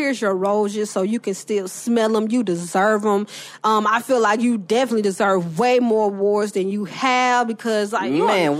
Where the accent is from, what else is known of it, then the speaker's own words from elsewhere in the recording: the South, United States; I'm from the South, so I got a lot of different voices.